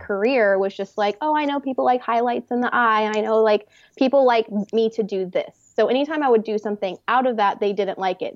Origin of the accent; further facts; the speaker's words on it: Texas, United States; moved away as an adult; also born or lived in New York City; now in Los Angeles, United States; I'm from Texas originally